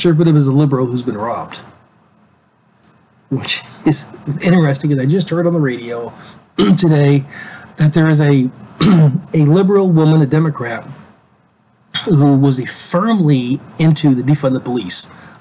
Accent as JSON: {"language": "English", "region": "Alaska", "country": "United States", "tie": "born or raised there", "moved": "yes", "said": "I'm from Alaska originally. I grew up in Alaska."}